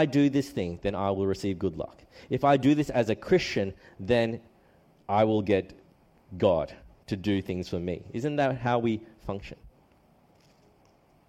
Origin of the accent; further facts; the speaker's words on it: Australia; also born or lived in New South Wales / Queensland; although I'm Australian, I do have a Chinese background